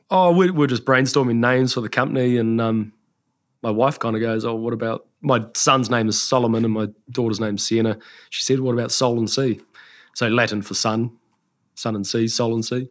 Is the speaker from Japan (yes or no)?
no; Taranaki, New Zealand; also born or lived in the islands / Auckland; I was born in Taranaki and then we spent some time over in the islands for a few years, came back to Auckland and then back home